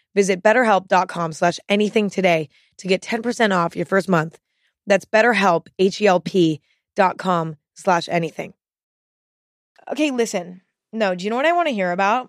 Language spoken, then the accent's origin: English; Northern California, United States; born or raised there